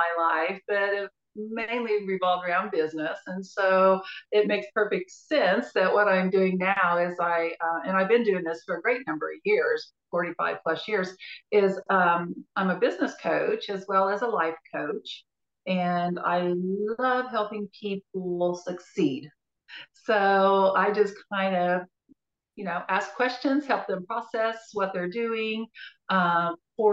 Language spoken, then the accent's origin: English; Wichita, Kansas, United States; I am from Wichita